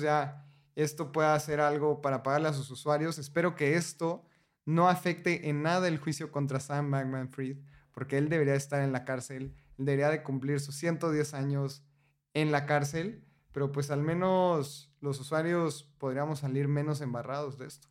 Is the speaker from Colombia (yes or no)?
no; Mexico; como mexicano